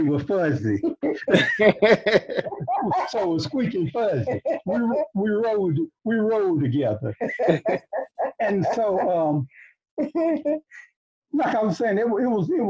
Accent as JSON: {"language": "English", "town": "Reelsburg", "country": "United States", "tie": "born or raised there", "said": "I was born in Reelsburg"}